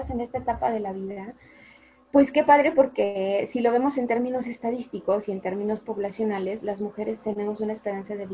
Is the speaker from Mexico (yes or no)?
yes; Mexico; also born or lived in Aguascalientes; los que somos de aquí de México